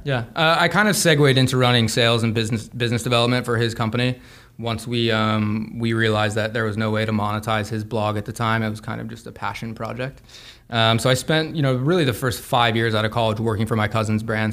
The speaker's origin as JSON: {"language": "English", "town": "Santa Fe", "region": "New Mexico", "country": "United States", "tie": "born or raised there", "said": "I grew up in Santa Fe, New Mexico."}